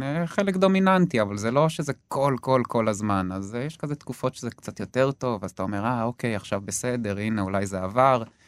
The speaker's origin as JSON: {"language": "Hebrew", "area": "between Gedera and Yavne", "region": "Central District", "country": "Israel", "tie": "born or raised there", "also_born_or_lived": "London, United Kingdom", "lives_now": "Hofit, Israel", "said": "השתקענו סופית ביישובי גדרות, אה, קבוצת מושבים אה, בין גדרה ליבנה. אה, זהו, שם בעצם גדלתי, בית ספר יסודי"}